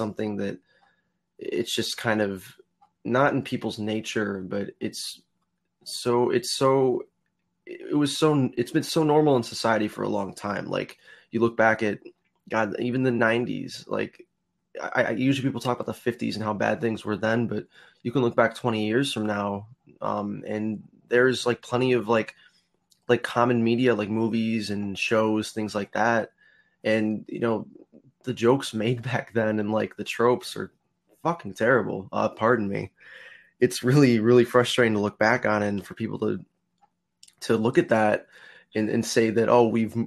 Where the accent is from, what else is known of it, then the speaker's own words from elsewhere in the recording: United States; being from the US